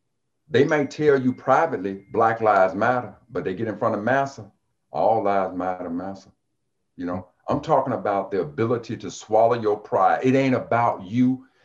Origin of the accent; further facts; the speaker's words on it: Jackson, Mississippi, United States; When I came from Jackson, Mississippi, and I got my degree in engineering, I was an educated fool.